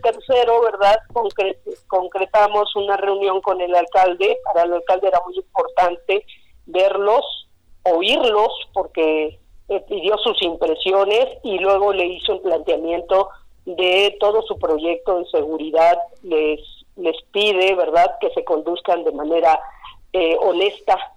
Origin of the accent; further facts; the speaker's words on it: Cuernavaca, Morelos, Mexico; Soy de Cuernavaca, siempre he vivido en el mismo lugar, no me voy a ir de aquí